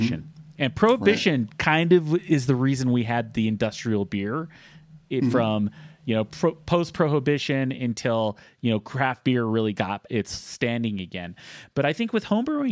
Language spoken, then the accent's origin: English; southeastern Utah, United States; moved away; my hometown, which is a small town in southeastern Utah